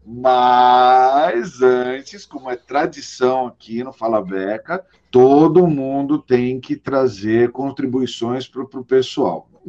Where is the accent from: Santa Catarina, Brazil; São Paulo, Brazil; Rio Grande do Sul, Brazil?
São Paulo, Brazil; Agora deu até saudade já de São Paulo. ó, beijo, cidade da garoa, minha terra.